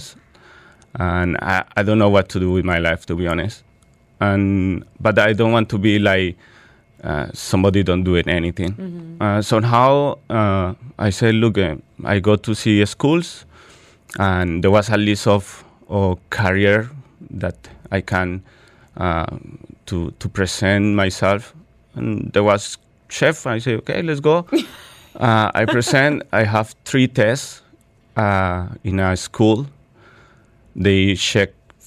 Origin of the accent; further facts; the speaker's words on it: Bogota, Colombia; English is a second language; now in Dubai, United Arab Emirates; I born in Bogota, Colombia, with a family of three brothers, father and mother